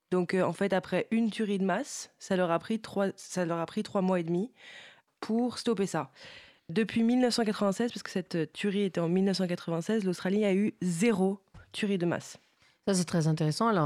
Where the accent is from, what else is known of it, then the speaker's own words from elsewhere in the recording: United States; Bah oui, en tant qu'Américain.